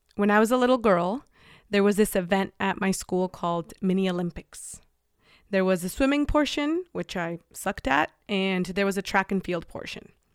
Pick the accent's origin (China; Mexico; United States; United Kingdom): Mexico; moved away; I'm coming from Mexico